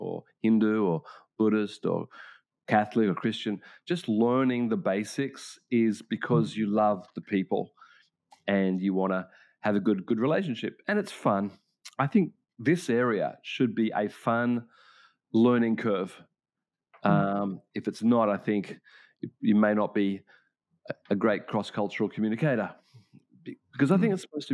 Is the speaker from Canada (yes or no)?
no; Australia; now in Japan